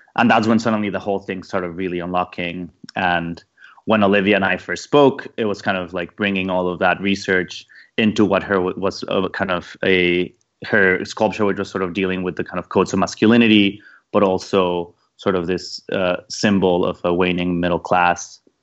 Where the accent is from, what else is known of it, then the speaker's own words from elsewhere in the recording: Mexico; moved away; also born or lived in London; I grew up in Mexico in a in a in a very car, car culture, car centric sort of developed weird exported idea of what an American suburb was